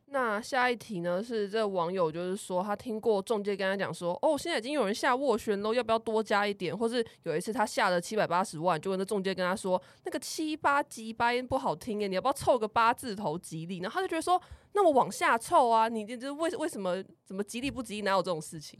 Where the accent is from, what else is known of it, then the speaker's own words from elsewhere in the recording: Kaohsiung, Taiwan; 我就是高雄的家